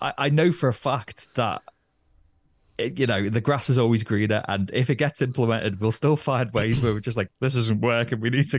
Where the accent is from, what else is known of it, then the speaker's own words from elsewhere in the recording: Northern England, United Kingdom; as Northern English men who love a moan, we'll still find ways to complain about it